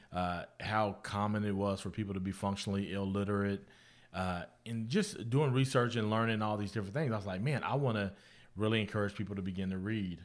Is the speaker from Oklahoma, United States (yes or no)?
yes; Guthrie, Oklahoma, United States; moved away as an adult; also born or lived in Florida; I grew up in Guthrie